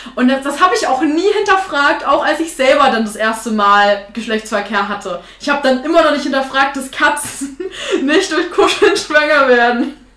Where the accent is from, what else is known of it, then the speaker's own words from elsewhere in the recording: Thuringia, Germany; ich bin halt äh, aus Thüringen, aus so einer kleinen Ecke